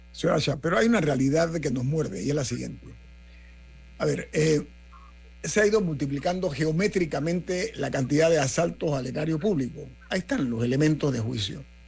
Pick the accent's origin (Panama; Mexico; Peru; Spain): Panama; como panameño